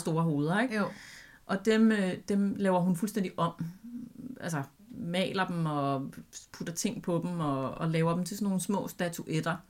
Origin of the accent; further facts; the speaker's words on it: Albertslund, Capital Region of Denmark, Denmark; en ægte legeplads ude i Alberslund, hvor jeg voksede op